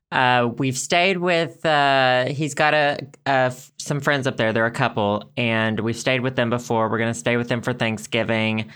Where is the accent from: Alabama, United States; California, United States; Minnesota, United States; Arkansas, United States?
Arkansas, United States; growing up in Arkansas